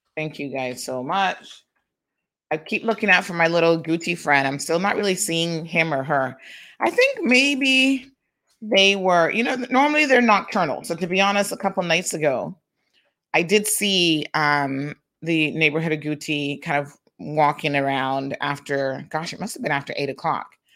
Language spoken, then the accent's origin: English; Tampa, Florida, United States; I grew up in Tampa